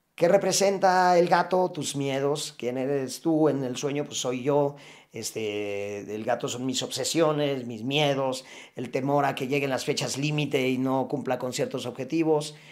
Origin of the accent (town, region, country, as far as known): Mexico